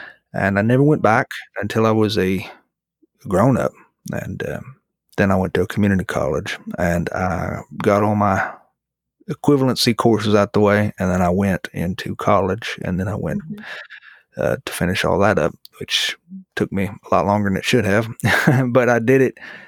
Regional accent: Florida, United States; also born or lived in Missouri; I was born in Missouri and we moved to the Florida Panhandle when I was a boy, which is where I call home.

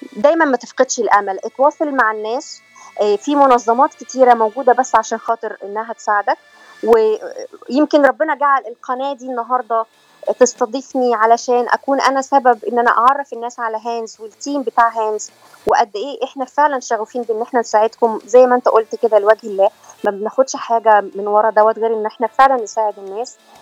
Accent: Egypt; moved away as an adult; now in California, United States; انا من مصر وبقالي 12 سنه

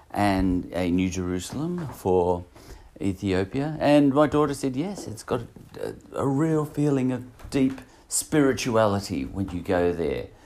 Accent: Australia; Uh, I'm Australian, so I'm calling him Fantasia.

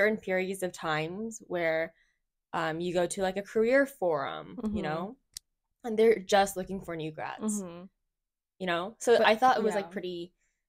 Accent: United States; moved away as an adult; now in Japan; we grew up in the States. And we graduated college in the U.S.

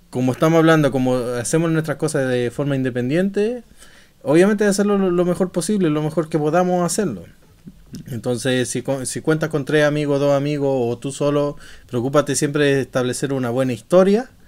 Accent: Santiago, Santiago Metropolitan Region, Chile; now in Stockholm, Sweden; Y yo soy de Chile, chileno chileno, weón.

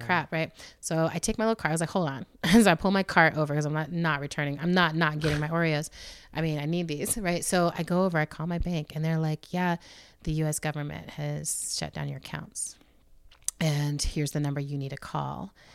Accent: United States; as an American

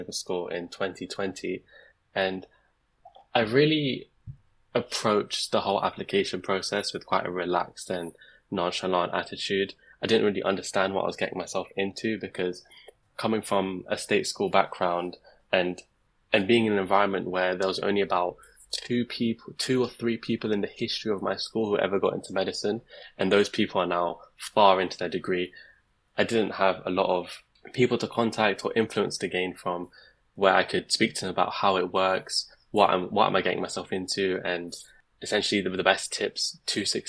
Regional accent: London, United Kingdom; moved away as an adult; now in Leicester, United Kingdom; I'm originally from London, and I actually did get an offer from a London university, but I chose to move out

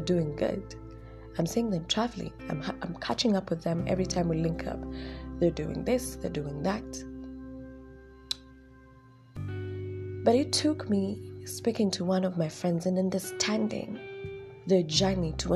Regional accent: Nairobi, Kenya; I'm from Dandora

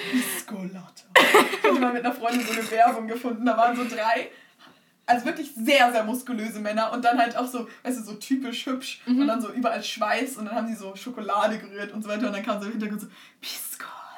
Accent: Germany; first language Turkish and German; ich bin türkisch und deutsch aufgewachsen und ich bin stolz, dass ich jetzt zwei Sprachen kann, wobei mein Deutsch auch dezent besser ist als mein Türkisch.

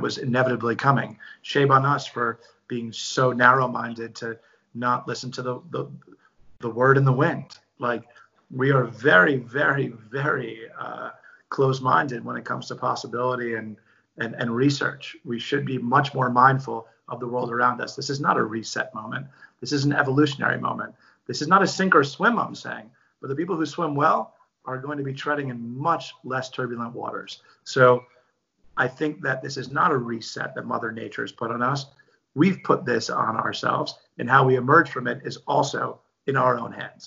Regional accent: New York City, New York, United States; I'm born and raised in New York City

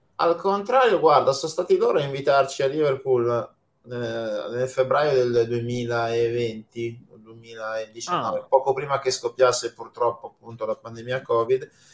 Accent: Milan, Lombardy, Italy; io sono di Milano, eh, ma non milanese perché i miei genitori vengono da fuori

